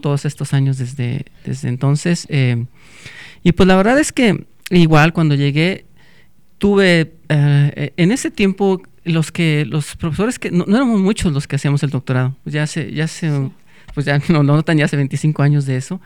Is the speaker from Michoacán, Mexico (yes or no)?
no; Salamanca, Guanajuato, Mexico; also born or lived in Celaya, Guanajuato; Yo soy de Salamanca, Guanajuato